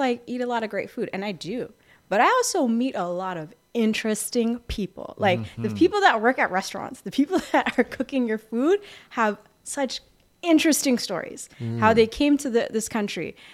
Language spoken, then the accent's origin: English; Windsor, Ontario, Canada; now in Toronto, Canada; I grew up in Windsor.